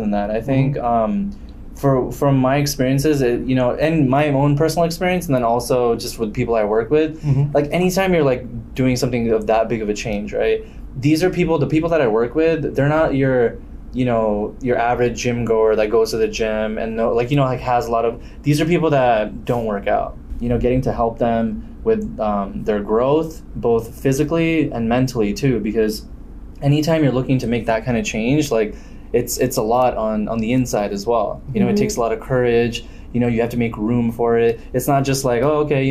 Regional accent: Los Angeles, California, United States; I'm from Los Angeles, California. It's where I grew up

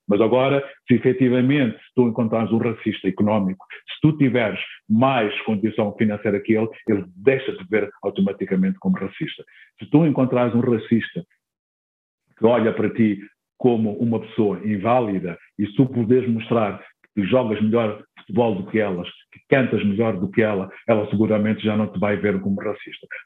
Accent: Mozambique; accent: Mozambican; provavelmente, se calhar, tenha perdido o tal sotaque moçambicano, mas ele cá está. A minha forma de falar, a minha forma de escrever, a minha forma de pensar, a minha forma de me relacionar, vai estar sempre eh, condicionada, no bom sentido, com aquilo que eu sou como moçambicano.

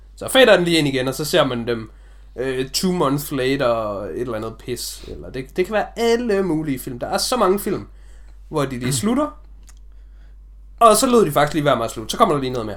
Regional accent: Denmark; vi har jo som danskere

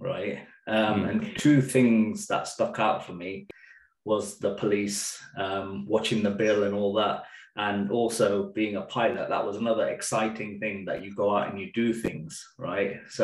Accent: Leicester, East Midlands, United Kingdom; also born or lived in Birmingham; I was 4 years old when we sort of moved to Leicester

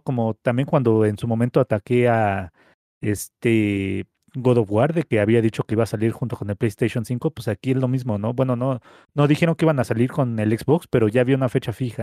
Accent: Mexico; como mexicanos

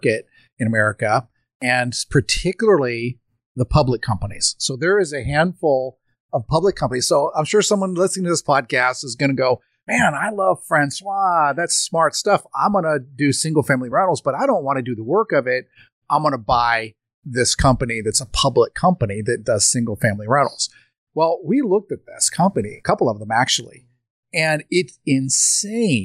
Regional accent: United States

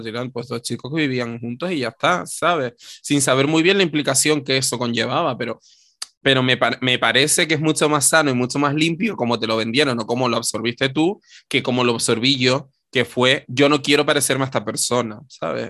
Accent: Canary Islands, Spain; nosotras hemos ocupado el espacio público como maricones canarios

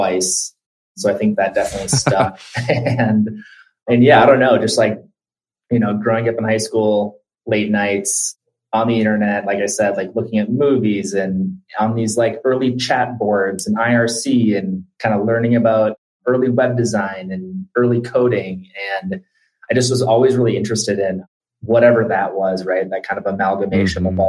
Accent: Minneapolis, Minnesota, United States; also born or lived in Omaha, Nebraska; I grew up in Minneapolis, Minnesota. Spent some time between there and Omaha, Nebraska, where my dad lives.

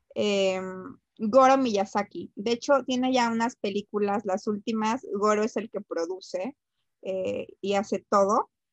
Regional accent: Mexico; uno como mexicana

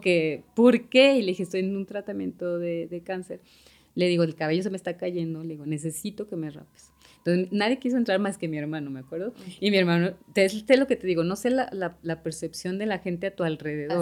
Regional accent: Mexico City, Mexico; moved away as an adult; also born or lived in Monterrey; now in Guadalajara, Mexico; soy de Ciudad de México y tengo aquí en Guadalajara

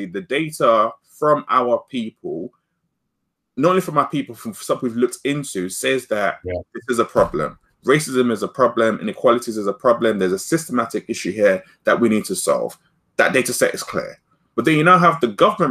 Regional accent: London, United Kingdom; growing up in North London, near where my school was

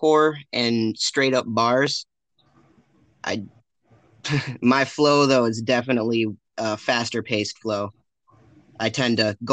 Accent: Michigan, United States; I was born and raised in Michigan, not any specific city, because I've moved around at least one time every year, but strictly from Michigan, staying in Michigan, never lived outside of Michigan

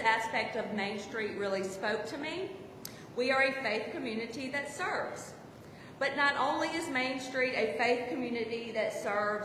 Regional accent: Ridgeland, Mississippi, United States; moved away as an adult; now in Hattiesburg, United States; I'm originally from Ridgeland, Mississippi, but moved to Hattiesburg in 2001 to go to USM

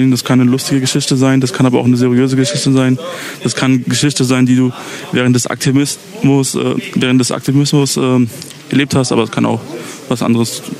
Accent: Pristina, Pristina District, Kosovo; fest, dass wir beide ähm, der gleichen Sub-Roma-Gruppe angehören, also die nennt sich Adli. Und ähm, wir sind beide aus Pristina.

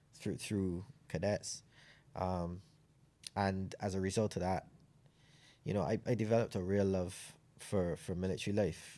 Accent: Clifton Hall, Saint John, Barbados; moved away as an adult; also born or lived in England; I was raised in Clifton Hall in Saint John

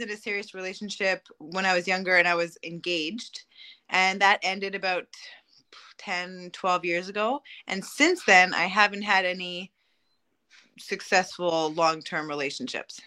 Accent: Montreal, Quebec, Canada; I'm from Montreal, uh, Quebec, Canada.

